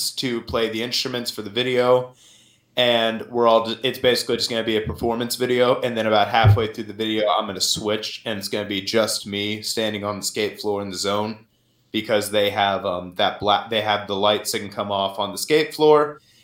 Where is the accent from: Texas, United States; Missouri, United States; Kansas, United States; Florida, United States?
Missouri, United States; Rolla; I'm from right here in Rolla, Missouri